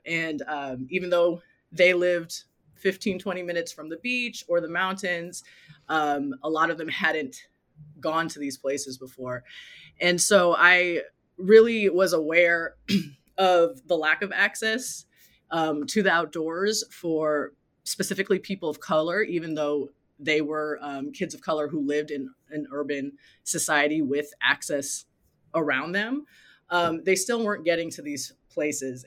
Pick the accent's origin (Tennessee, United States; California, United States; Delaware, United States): California, United States; Los Angeles; also born or lived in South Pasadena, California; I grew up in Los Angeles and currently live in South Pasadena, California